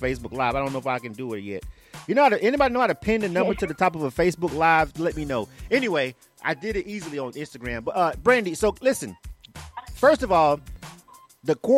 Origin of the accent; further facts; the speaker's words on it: Florida, United States; now in Atlanta, United States; I'm from Florida, so I've got family members in Florida